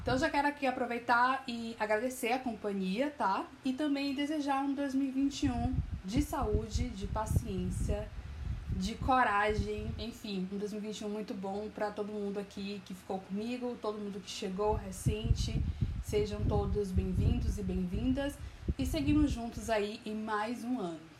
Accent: Bahia, Brazil; also born or lived in Alagoinhas / Salvador; eu sou baiana, moro em Alagoinhas, no interior da Bahia, e em Salvador

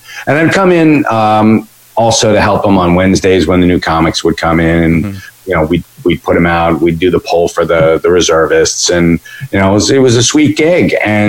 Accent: Lincroft, New Jersey, United States; I grew up in Lincroft.

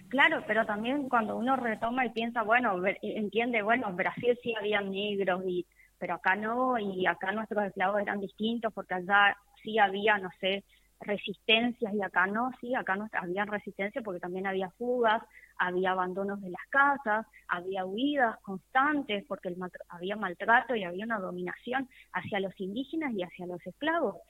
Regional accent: Argentina; nosotros los argentinos venimos y tenemos en nuestra sangre mucho de los afrodescendientes

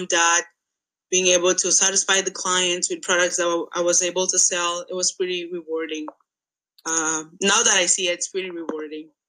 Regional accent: Angola; moved away as an adult; now in United States; I'm not American. I am Angolan. I came to America to study.

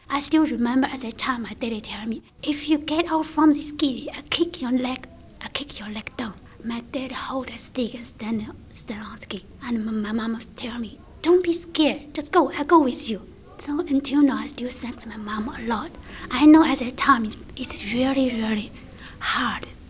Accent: China; English is a second language; moved away as an adult; now in Australia; I come from China. I have been here five years already

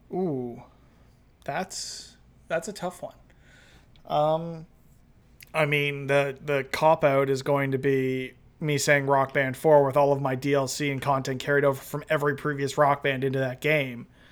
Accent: Toronto, Ontario, Canada; all twenty-eight years of my existence I've lived in Toronto.

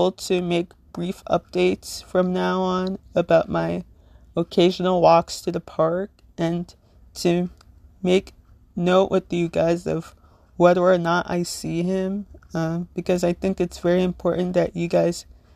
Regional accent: Little Ferry, New Jersey, United States; I am from Little Ferry, New Jersey

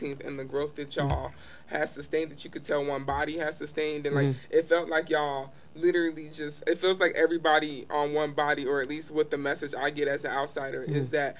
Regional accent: Baltimore, Maryland, United States; It's very different. I came from Baltimore, so I get it.

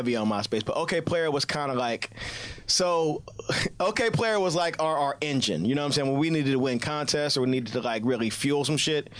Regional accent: Cincinnati, Ohio, United States; I'm from Cincinnati, Ohio.

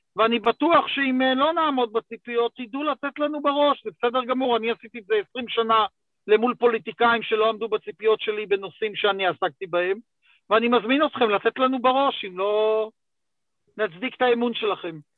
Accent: Gush Dan, Israel; also born or lived in Jerusalem; אני איש גוש דן

